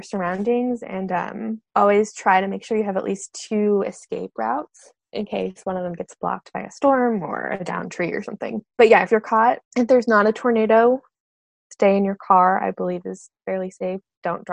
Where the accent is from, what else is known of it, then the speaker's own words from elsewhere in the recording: New England, United States; also born or lived in Vermont; I grew up in New England and I went to school in Vermont.